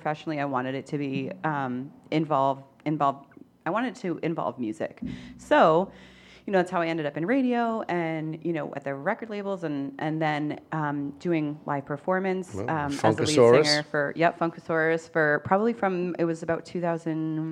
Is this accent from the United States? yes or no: yes; New Hampshire, United States; moved away as an adult; also born or lived in New York City, United States / Boston, United States; I grew up in New Hampshire